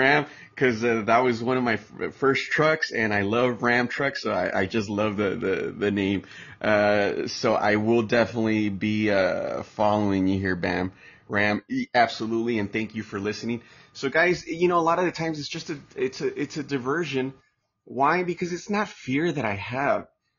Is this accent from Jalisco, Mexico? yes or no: yes; Chapala, Jalisco, Mexico; My family, my background, I'm from Chapala, Jalisco. That's where my background's from. That's where my parents are retired.